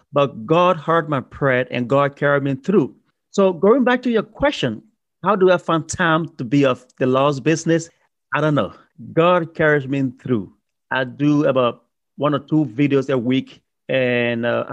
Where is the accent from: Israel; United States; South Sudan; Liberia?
Liberia; moved away; also born or lived in Ghana; I'm originally from Liberia, West Africa, on the coast of the Atlantic Ocean, a beautiful, beautiful country